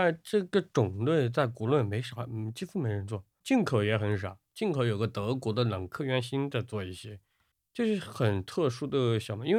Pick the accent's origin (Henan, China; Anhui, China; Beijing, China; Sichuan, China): Sichuan, China; Chengdu; 它很像我们成都人就吃块腊肉拌一个笋子那种感觉。